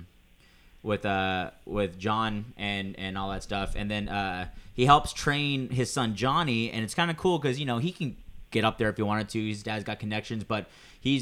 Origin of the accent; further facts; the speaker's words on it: hometown near Grover Beach, California, United States; moved away; also born or lived in Las Vegas, Nevada; my hometown